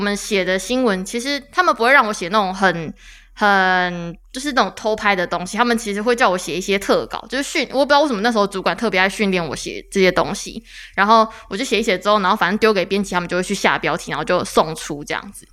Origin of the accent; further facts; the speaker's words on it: Taichung, Taiwan; 我是台中人